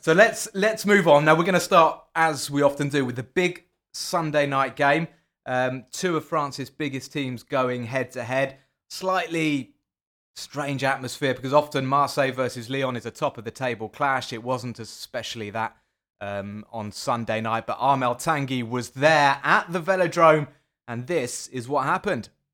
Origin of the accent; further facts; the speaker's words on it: England, United Kingdom; I'm from England